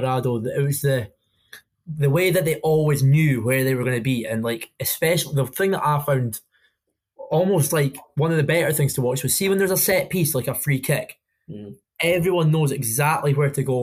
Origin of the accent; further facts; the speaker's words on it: Inverness, Scotland, United Kingdom; When I was growing up in Inverness